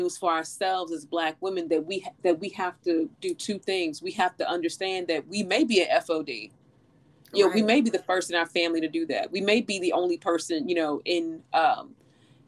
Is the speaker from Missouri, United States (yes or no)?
yes; St. Louis, Missouri, United States; when I was a little girl, you know, growing up in St. Louis